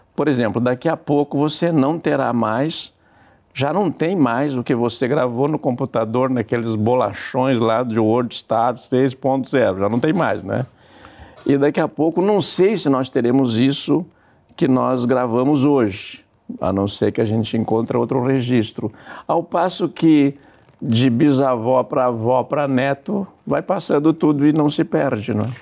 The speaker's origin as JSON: {"language": "Portuguese", "region": "southern Brazil", "country": "Brazil", "said": "nós que viemos do Brasil meridional"}